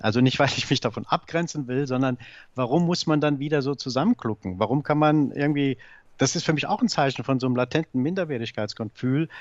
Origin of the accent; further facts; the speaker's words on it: Saarbrücken, Saarland, Germany; moved away as an adult; now in Berlin, Germany; Ich bin Saarbrücker oder ich bin Saarländer und werde das auch bleiben